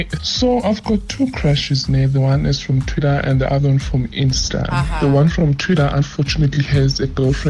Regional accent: Johannesburg, Gauteng, South Africa; I'm from Joburg.

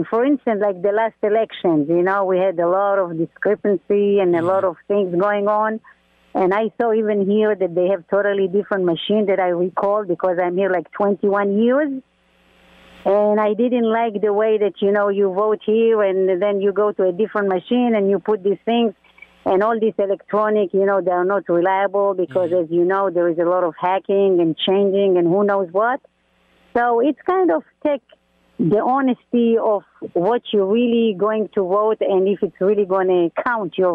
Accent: Israel

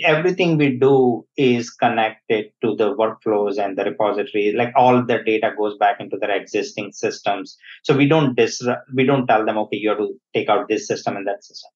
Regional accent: India; moved away; I was born in India. Uh, I grew up there

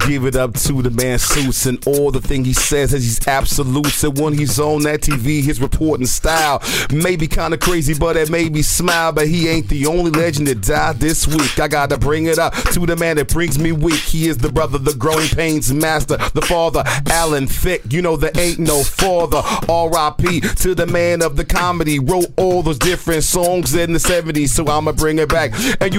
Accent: Oakland, California, United States; moved away as an adult; now in New York City, United States; cause you know I'm from the Oakland area.

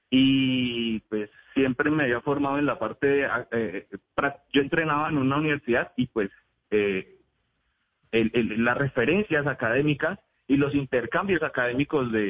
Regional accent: Neiva, Huila, Colombia; now in Pereira, Colombia; como soy oriundo de la ciudad de Neiva, yo nací en Neiva, nosotros con mi familia siempre solemos pasar las vacaciones, solíamos pasar las vacaciones allá de mitad de año y diciembre

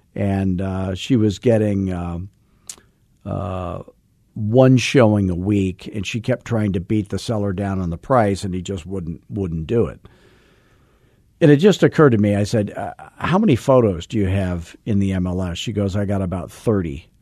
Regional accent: Scottsdale, Arizona, United States; I'm from Arizona.

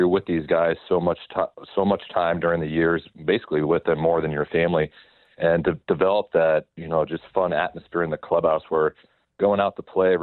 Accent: Nebraska, United States; now in Overland Park, United States; I'm from Nebraska

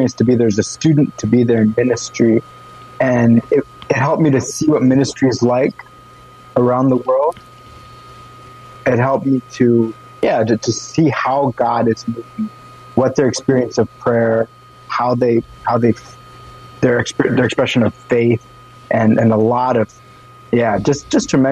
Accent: Maryland, United States; moved away as an adult; also born or lived in Wheaton, Illinois / Nairobi, Kenya; now in Fremont, United States; I grew up in the East Coast. I grew up in Maryland

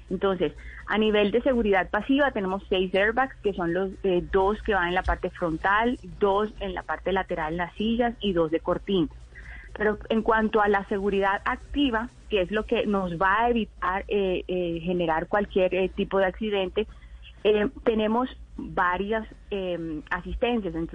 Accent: Valledupar, Cesar, Colombia; Sí, yo soy de Valledupar. De Valle... Nací en uh, Valledupar.

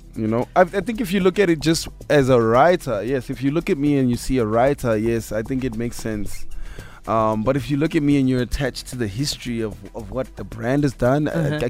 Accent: Katlehong, Gauteng, South Africa; also born or lived in Tembisa; I come from Katlehong. I come from Tembisa. You know, I know the East Rand. I know the hood

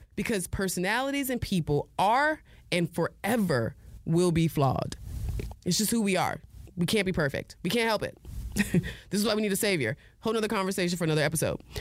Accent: New Haven, Connecticut, United States; I was born in New Haven, Connecticut

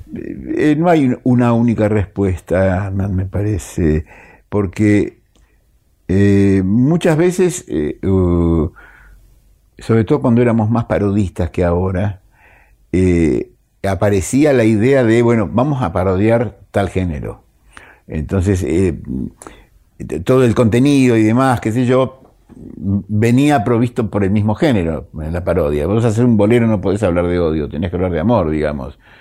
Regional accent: Argentina; uno como argentino, como gente argentino

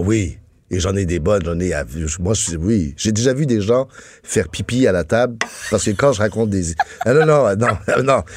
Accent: France; now in Quebec, Canada; je suis né en France. Oui, mes parents étaient français

